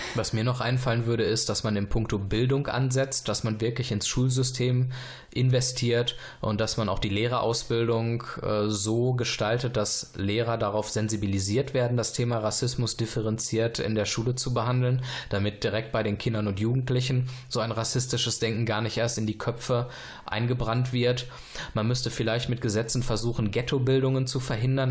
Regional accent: Germany; wenn wir als Deutsche auswandern würden in ein fremdes Land

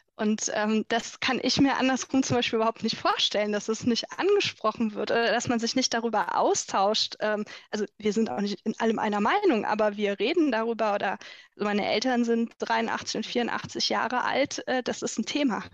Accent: Rhineland, Germany; bei uns im Rheinland

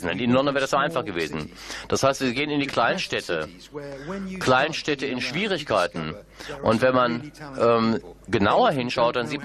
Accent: India; German is a second language; moved away as an adult; now in Hagen, Germany; ich bin aus Indien, aber ich lebe seit 16 Jahren in Europa, in Deutschland.

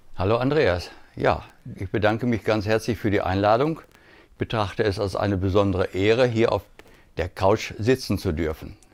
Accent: Gütersloh, North Rhine-Westphalia, Germany; bei uns in Gütersloh

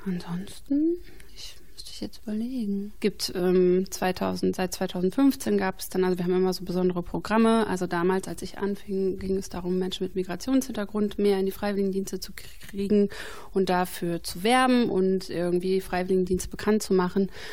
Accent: Bielefeld area, North Rhine-Westphalia, Germany; moved away; also born or lived in Hesse; zurück in meine alte Heimat wollte, also ich wollte vielleicht nach Bielefeld

